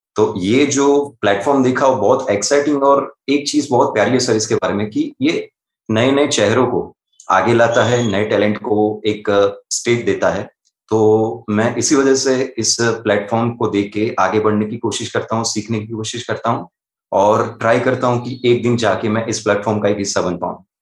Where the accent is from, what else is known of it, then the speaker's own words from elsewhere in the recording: Ahmedabad, Gujarat, India; मैं अहमदाबाद गुजरात से बिलोंग करता हूँ